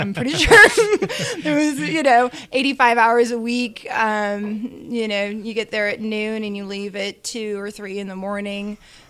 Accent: St. Louis, Missouri, United States; moved away as an adult; also born or lived in Chicago / Kentucky; now in Tennessee, United States; I'm a Midwestern girl. I moved to Tennessee from St. Louis. So, my family's been all over Chicago and St. Louis and Kentucky. But most of my time in St. Louis.

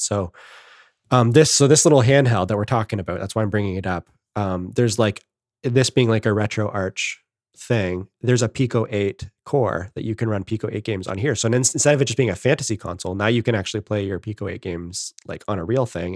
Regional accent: Canada; I'm the Canadian

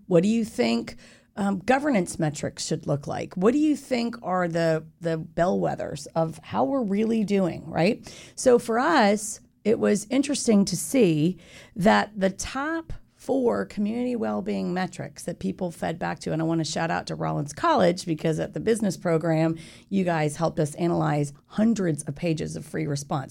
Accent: Winter Park, Florida, United States; I grew up in Winter Park from the age of ten.

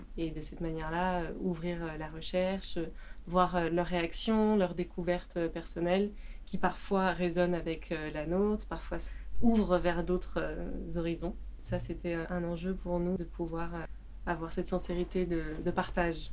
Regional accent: France; je suis française j'habite en France

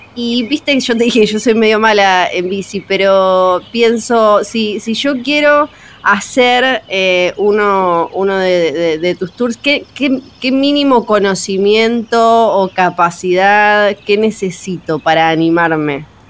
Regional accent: Patagonia, Argentina; also born or lived in San Martín de los Andes; Los que crecimos en la Patagonia

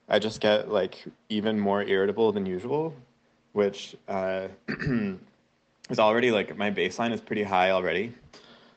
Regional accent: United States; now in Zurich, Switzerland; I'm an American living in Switzerland

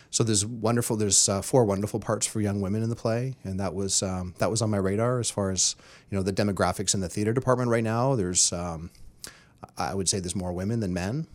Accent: Terrace, British Columbia, Canada; moved away; I grew up in Terrace, B C, small northern logging town.

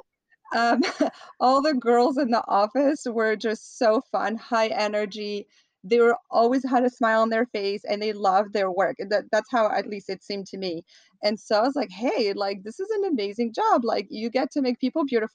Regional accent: France; moved away as an adult; now in Los Angeles, United States; I grew up in France. I happen to be an American citizen born abroad.

